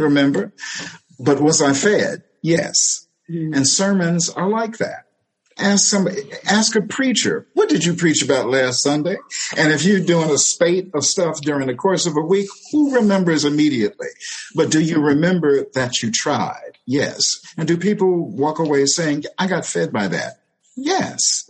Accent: St. Louis, Missouri, United States; in St. Louis, we often went to First Baptist Church, the church of my maternal grandmother

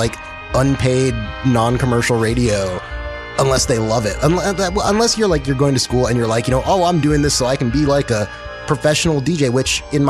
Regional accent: El Paso, Texas, United States; I'm originally from Texas. I'm actually going back there tomorrow.

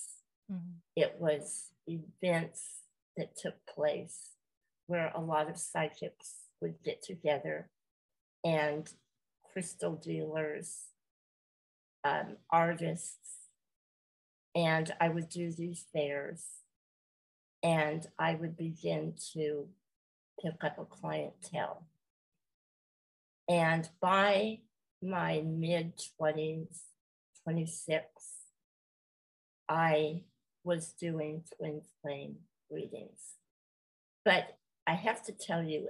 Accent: California, United States; I am from California, and I have lived here the majority of my life

